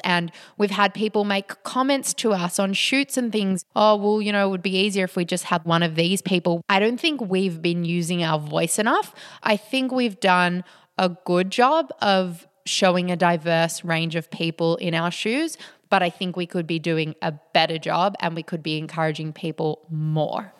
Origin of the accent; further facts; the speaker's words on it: Australia; being Australian